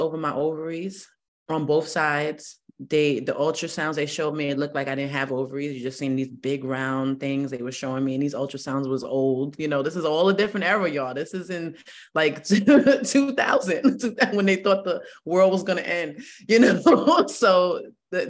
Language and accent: English; New York City, New York, United States; moved away as an adult; also born or lived in Stroudsburg, Pennsylvania; I'm from the Bronx where there was no trees, and I'm 44, so I'm from the old Bronx